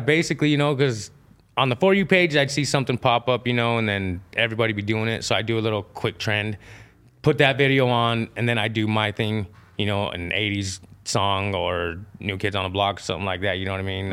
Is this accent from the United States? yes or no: yes; Idaho, United States; I was born in Idaho, born and raised, you know, native side and my Mexican side